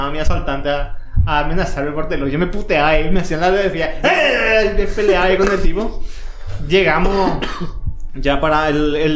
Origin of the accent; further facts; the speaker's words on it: Paraguay; Como todo buen paraguayo